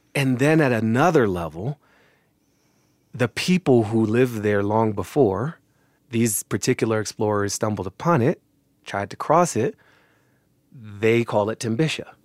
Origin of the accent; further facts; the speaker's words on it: United States; I'm an American and I inherit this history too